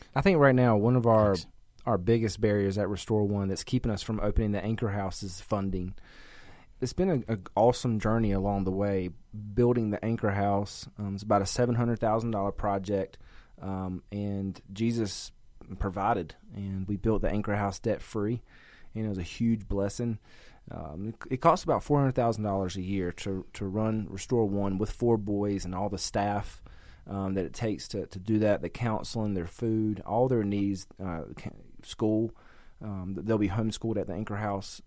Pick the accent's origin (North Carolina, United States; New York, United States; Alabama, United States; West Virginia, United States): North Carolina, United States; I'm from North Carolina, at the you know closer to the beach